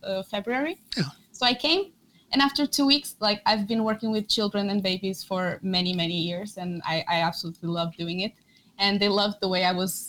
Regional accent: Porto, Norte, Portugal; moved away as an adult; now in Norway; I'm from Porto. I also have some family from Madeira Island

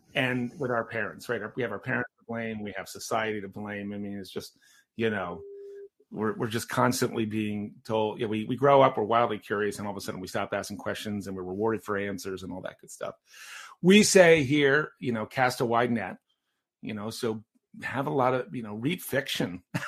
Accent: Maryland, United States; I'm the youngest of five, and I grew up in Maryland

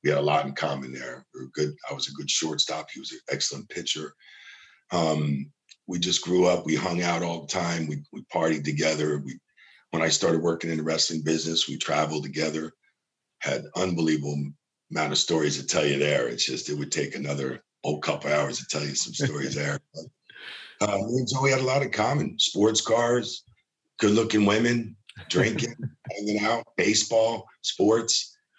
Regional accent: New Jersey, United States; growing up in South Jersey, outside of Philadelphia, in between New York City, Gorilla Monsoon was 5 minutes from me.

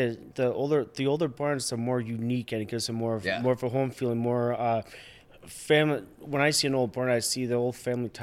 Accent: Raymond, Wisconsin, United States; I grew up out here in Raymond, so for me, it feels more natural set type of setting

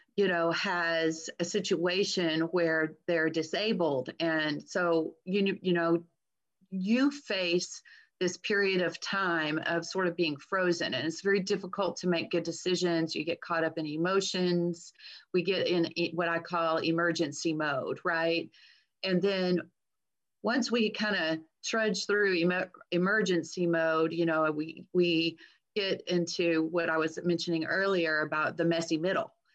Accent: Texas, United States; I'm a Texan

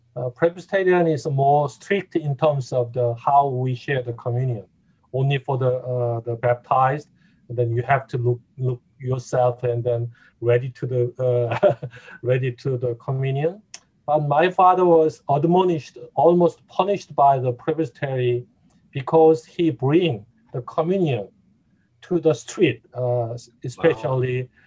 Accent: South Korea; English is a second language; moved away as an adult; also born or lived in Atlanta, Georgia; now in Indianapolis, United States; originally, originally I I came from the uh, South Korea

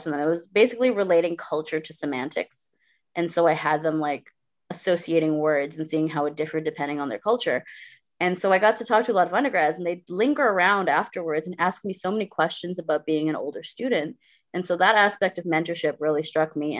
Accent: Guyana; moved away as an adult; also born or lived in Brampton, Ontario, Canada; now in Canada; I lived here until I was 8 in this Indo-Caribbean family because my parents are Guyanese, right? And then we moved to Guyana when I was 8, and I was there for 10 years

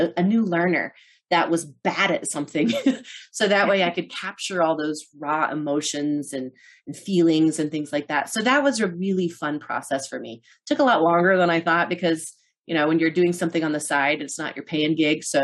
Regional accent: Norton, Kansas, United States; moved away; my hometown of Norton, Kansas

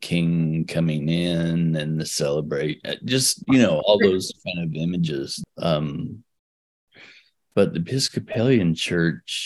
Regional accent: Oregon, United States; also born or lived in California; So we moved from California to Oregon when I was 6 weeks old

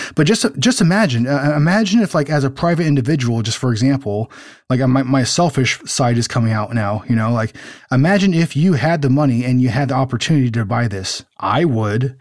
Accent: Pomona, California, United States; we grew up around the Pomona Fair Plex

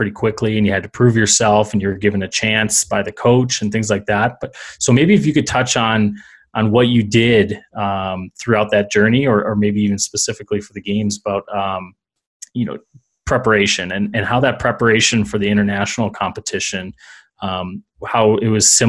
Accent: United States; as an American watching the game

